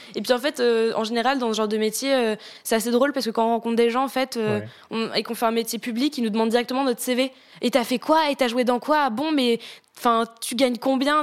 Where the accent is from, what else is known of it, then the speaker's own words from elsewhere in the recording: Tours, Centre-Val de Loire, France; moved away; J'ai fait, euh, une école de chant à Tours, parce qu'à la base, du coup, je viens de Tours